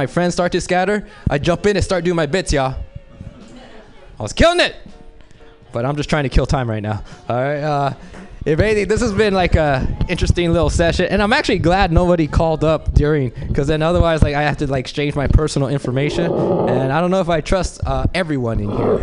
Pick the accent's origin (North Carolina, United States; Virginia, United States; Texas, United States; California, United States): California, United States; Los Angeles; I grew up in South Central